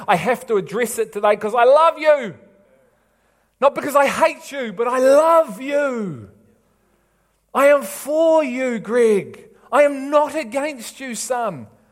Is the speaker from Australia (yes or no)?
no; England, United Kingdom; I'm an English